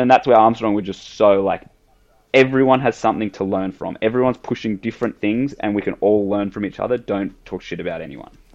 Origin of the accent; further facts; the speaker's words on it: Sydney, New South Wales, Australia; I grew up in Sydney